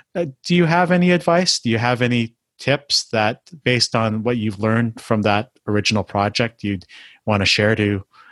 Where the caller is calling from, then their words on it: Canada; I mean, I'm talking from Canada here